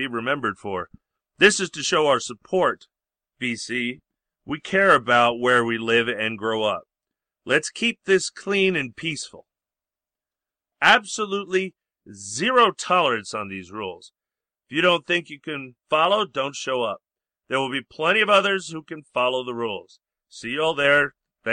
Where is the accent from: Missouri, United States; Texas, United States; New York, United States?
New York, United States; Long Island; I grew up in Yankee Long Island, New York